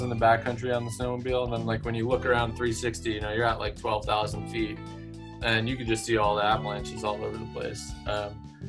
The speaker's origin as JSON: {"language": "English", "town": "Tivoli", "region": "New York", "country": "United States", "tie": "born or raised there", "moved": "as an adult", "said": "I grew up in New York"}